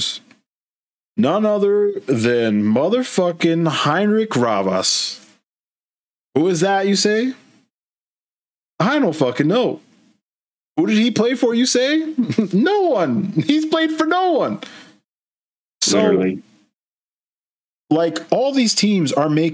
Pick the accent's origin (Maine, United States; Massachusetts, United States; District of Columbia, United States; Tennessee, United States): Massachusetts, United States; Boston; We're from Boston, the Boston area in Massachusetts, in the United States. That's where we are currently